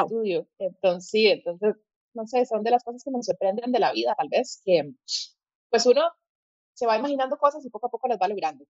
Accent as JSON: {"language": "Spanish", "country": "Costa Rica", "also_born_or_lived": "Colombia", "said": "soy costarricense, pero decidí estudiar allá diseño"}